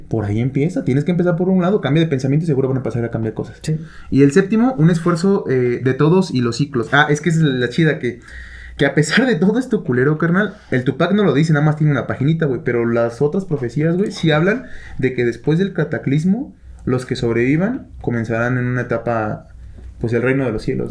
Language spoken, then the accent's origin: Spanish; Toluca, State of Mexico, Mexico; por algo nacimos aquí, güey. Por algo nacimos en Toluca